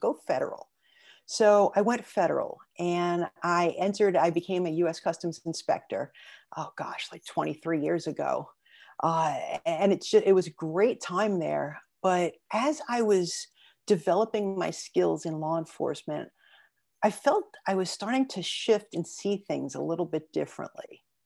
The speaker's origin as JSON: {"language": "English", "town": "New York City", "region": "New York", "country": "United States", "tie": "born or raised there", "said": "I was born and raised in Brooklyn"}